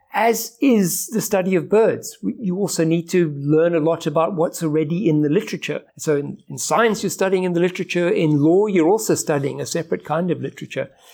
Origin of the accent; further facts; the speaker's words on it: Johannesburg, Gauteng, South Africa; also born or lived in Kenya; By the time we came to South Africa, when I was nine years old, we moved to Johannesburg